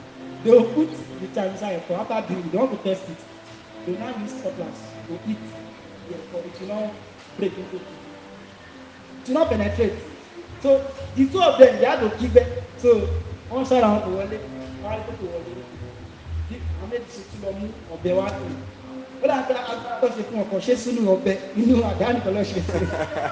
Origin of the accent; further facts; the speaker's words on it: Lagos, Nigeria; moved away; Before I came from Lagos, my guys from me, they were initially in the same gang, fighting gang before.